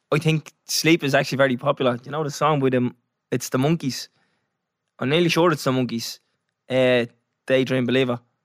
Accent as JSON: {"language": "English", "country": "Ireland", "said": "We're Irish"}